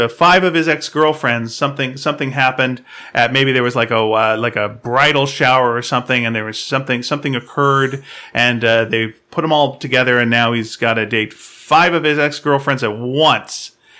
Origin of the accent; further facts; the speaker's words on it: Scotland, United Kingdom; now in Inverness, United Kingdom; However, I grew up near Glasgow, so that's why my parents took me there to see Scrooge.